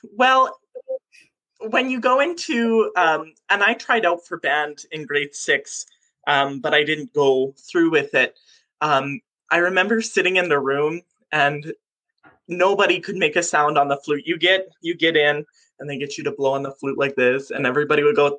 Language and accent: English; Moose Lake, Manitoba, Canada; I grew up on Moose Lake.